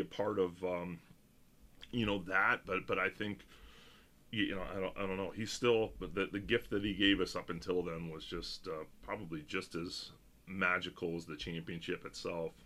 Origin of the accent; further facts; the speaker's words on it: Cleveland, Ohio, United States; we are to be from Cleveland